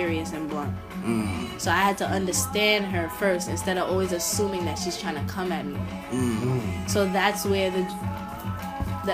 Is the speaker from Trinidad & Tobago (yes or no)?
yes; Trinidad & Tobago; I'm Trinidadian.